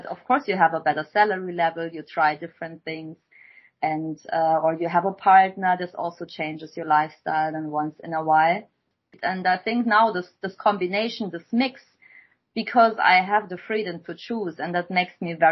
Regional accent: Germany; moved away as an adult; also born or lived in Shanghai, China; I came from Germany or from pretty much also this village lifestyle

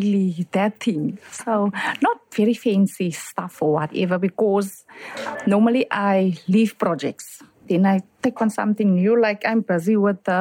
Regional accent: Kraaifontein, Western Cape, South Africa; I'm from Scottsdene, Kraaifontein

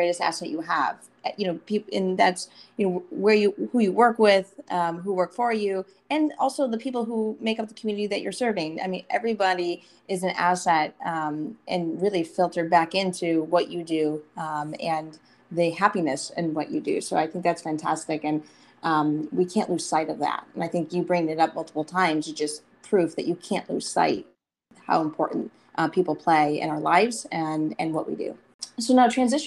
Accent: Michigan, United States; I'm from Michigan, as you know, and, you know, growing up there

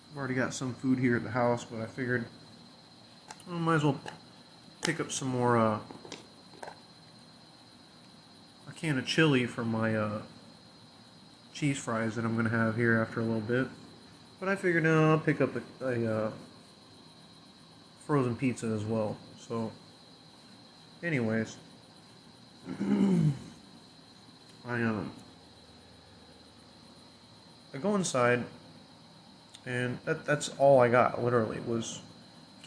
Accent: Illinois, United States; here in my hometown, in Illinois

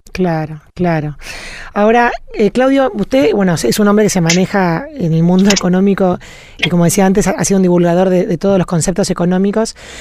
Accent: Argentina; nosotros como argentinos

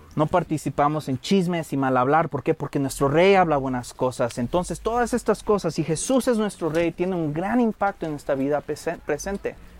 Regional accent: Michoacán, Mexico; soy el único michoacano que ha visto cómo ponen los aguacates

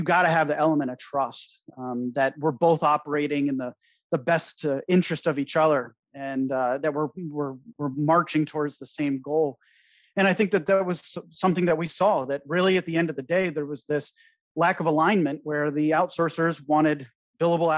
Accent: United States; moved away as an adult; now in Belize; as an American

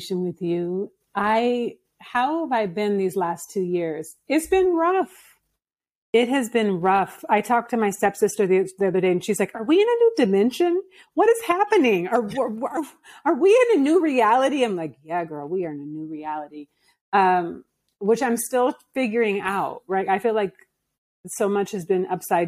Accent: Seattle, Washington, United States; moved away as an adult; also born or lived in Mexico / Oakland; now in Kigali, Rwanda; I went to Seattle and where I'm from.

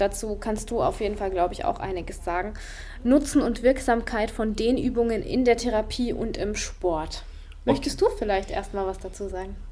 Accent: Germany; also born or lived in Freiburg; bei uns in Deutschland

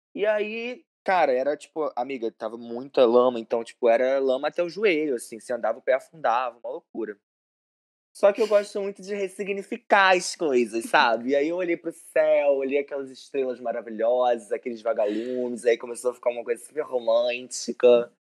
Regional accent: Macaé, Rio de Janeiro, Brazil; eu sou de Macaé

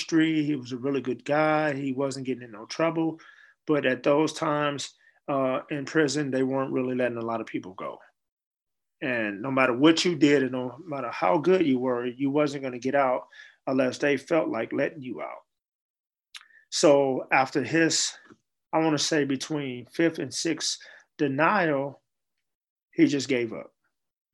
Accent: San Francisco, California, United States; also born or lived in Chicago, Illinois; as a child growing up in San Francisco

